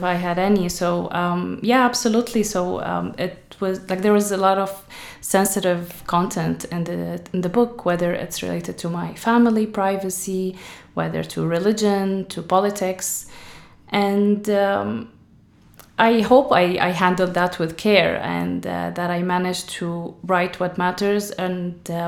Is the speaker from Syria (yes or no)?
yes; Syria; now in Ireland; I'm from Syria